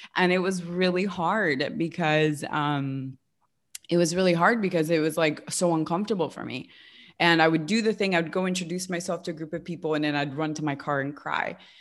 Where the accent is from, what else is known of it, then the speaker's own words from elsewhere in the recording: West Hollywood, California, United States; moved away as an adult; also born or lived in upstate New York; I grew up in West Hollywood